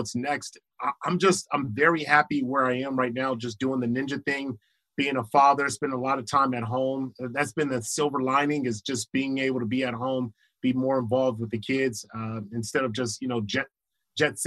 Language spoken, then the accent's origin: English; Los Angeles, California, United States; I was from Crenshaw